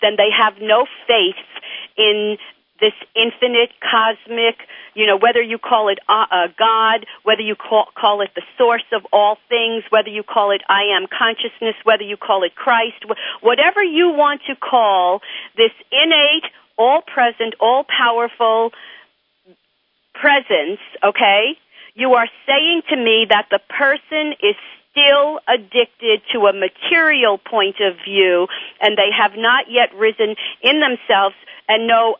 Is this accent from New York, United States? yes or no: yes; New York, United States; I'm from New York.